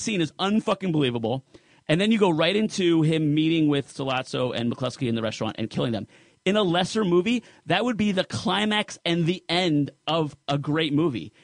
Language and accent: English; New Jersey, United States; I'm Sicilian from Jersey